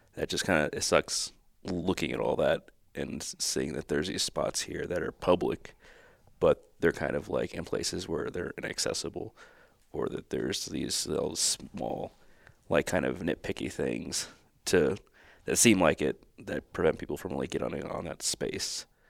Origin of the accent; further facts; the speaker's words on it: Texas, United States; moved away; I come from Texas where everything is just so much privatized